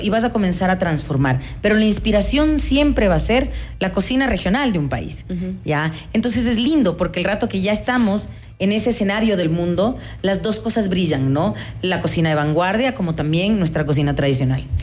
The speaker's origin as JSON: {"language": "Spanish", "town": "Quito", "region": "Pichincha", "country": "Ecuador", "said": "qué platos nos definen como quiteños"}